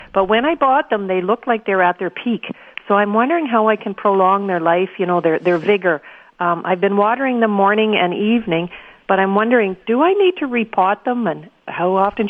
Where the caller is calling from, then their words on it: Winnipeg, Manitoba, Canada; I'm calling from the city, calling from Winnipeg.